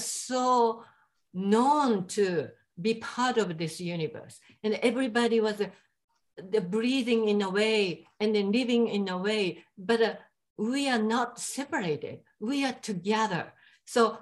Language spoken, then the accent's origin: English; Japan; English is a second language; moved away; I am from Japan